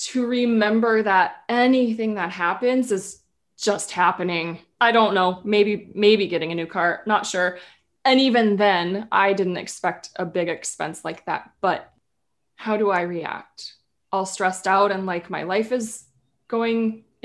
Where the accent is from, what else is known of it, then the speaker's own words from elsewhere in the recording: Minnesota, United States; growing up in Minnesota